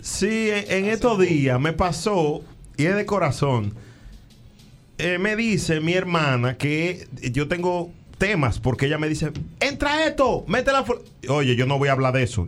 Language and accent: Spanish; San Cristóbal, Dominican Republic; moved away as an adult; now in New York, United States; yo soy de la de San Cristóbal, orgullosamente